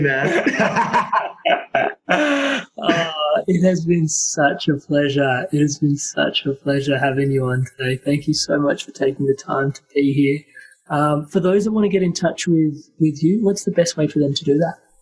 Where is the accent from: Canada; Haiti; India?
India; being Indian